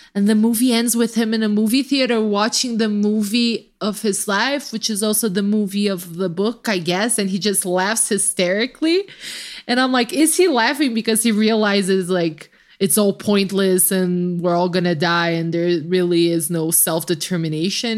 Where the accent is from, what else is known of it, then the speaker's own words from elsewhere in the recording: Brazil; I just get to randomly play the Brazilian card